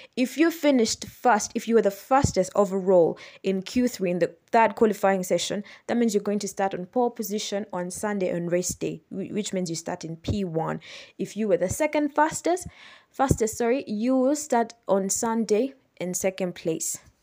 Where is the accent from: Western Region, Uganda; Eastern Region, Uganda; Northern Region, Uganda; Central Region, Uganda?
Central Region, Uganda; Kampala; As you know, I am from Uganda. I'm from Kampala, Uganda.